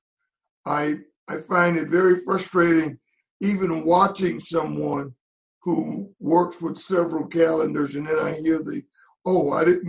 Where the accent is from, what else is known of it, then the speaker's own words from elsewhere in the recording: Shreveport, Louisiana, United States; moved away as an adult; also born or lived in Pittsburgh / Charlotte; in Shreveport, Louisiana, my hometown.